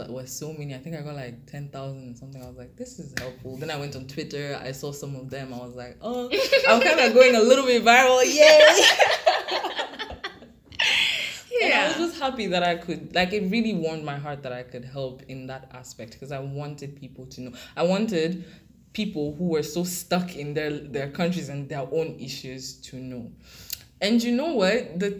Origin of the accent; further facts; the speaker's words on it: Kenya; because I grew up in Kenya. If I had grown up in Cameroon, I probably would have been like my parents.